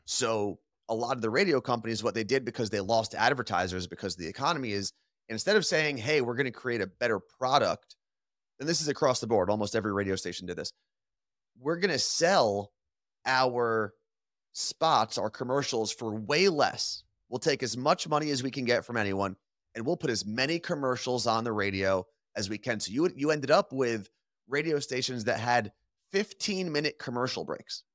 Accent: New Jersey, United States; moved away as an adult; now in Seattle, United States; we're both from New Jersey

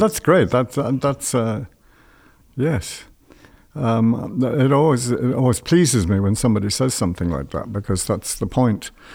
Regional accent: London, United Kingdom; moved away as an adult; also born or lived in Ireland; I was born in London

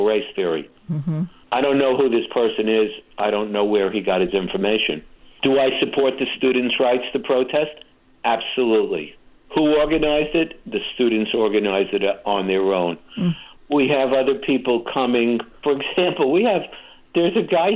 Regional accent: New York City, New York, United States; now in Temecula, United States; I grew up in the Bronx

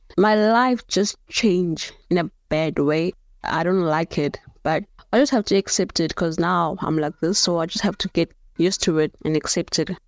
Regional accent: Cape Town, Western Cape, South Africa; also born or lived in Johannesburg; I was born in Johannesburg. I moved here in Cape Town around about two, six after my mother passed away

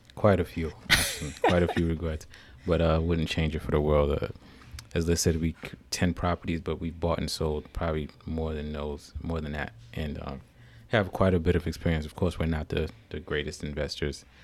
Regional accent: Newark, New Jersey, United States; also born or lived in New York City; now in Washington D.C. metro area, United States; I grew up in uh, Newark, New Jersey. Um, born and raised there.

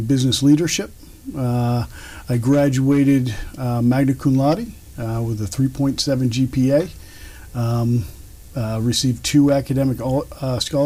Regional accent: Sudbury, Massachusetts, United States; now in Franklin, United States; So I grew up in Sudbury, Massachusetts. I lived there my whole life

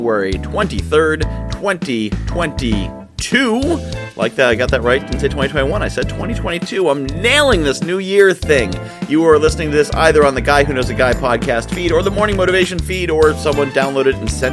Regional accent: New England, United States; I'm from New England

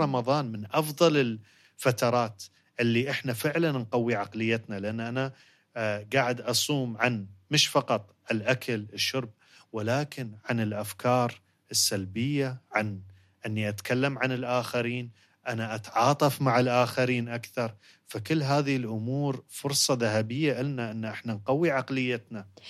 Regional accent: United Arab Emirates; عندنا في الإمارات

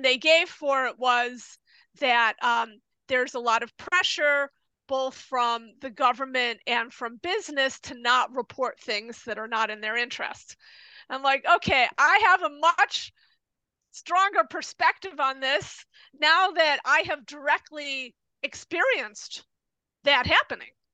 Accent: United States; now in Japan; I'm American

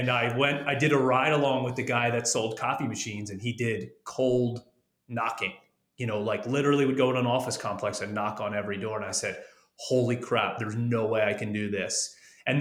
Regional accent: Delaware, United States; I've lived here my whole life. It's not very exciting. Anytime I tell someone I'm from Delaware

